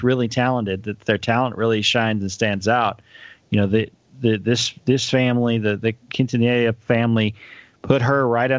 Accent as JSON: {"language": "English", "region": "Texas", "country": "United States", "tie": "born or raised there", "said": "growing up in Texas"}